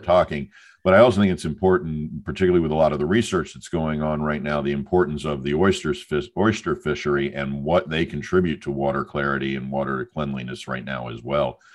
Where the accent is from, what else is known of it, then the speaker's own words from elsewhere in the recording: Hampton Roads, Tidewater area, Virginia, United States; moved away; I grew up in the Hampton Roads, Tidewater area